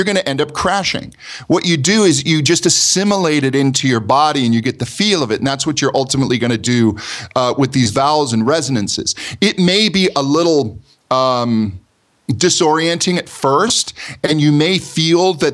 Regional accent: United States; accent: American; my American accent

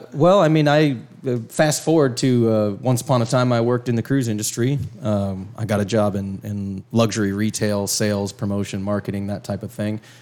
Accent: Miami, Florida, United States; moved away as an adult; also born or lived in Fort Lauderdale, Florida; now in Oconee County, United States; born and raised in Miami, grew up in South Florida.

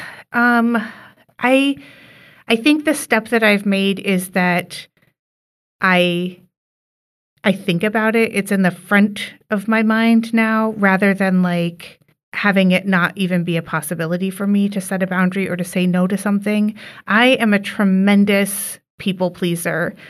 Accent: Bloomington, Indiana, United States; now in Skokie, United States; my family lives up here in Skokie now, but we're from Indiana. And so, like, there has been this expectation from our more extended family that we travel home to Bloomington

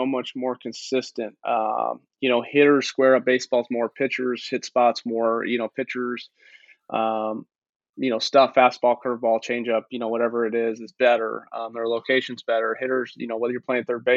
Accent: Chicago, Illinois, United States; growing up in Chicago. You know, my dad's a big time White Sox fan

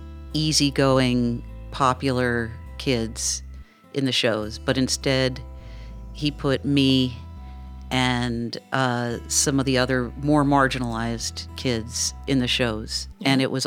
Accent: New York City, New York, United States; I grew up in New York City, and I went to public high school

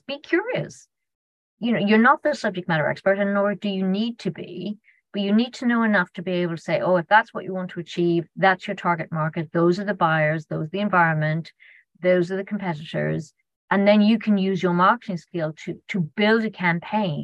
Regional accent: Ireland; being Irish

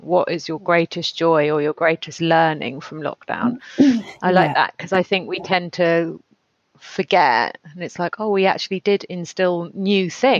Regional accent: South West England, United Kingdom; born or raised there; also born or lived in Woodbridge, Suffolk, East of England

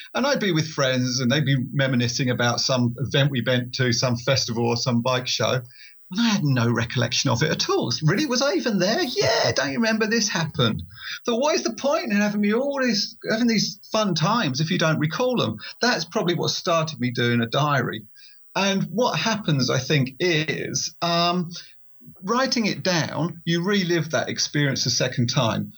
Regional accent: Essex, East of England, United Kingdom; I write uh, motorcycle overland books, and I'm from Essex in England.

